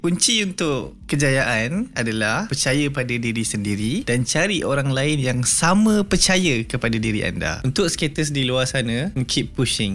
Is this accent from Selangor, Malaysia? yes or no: yes; Bandar Baru Bangi, Selangor, Malaysia; Saya berasal daripada Bandar Baru Bangi dan menetap pun di Bandar Baru Bangi.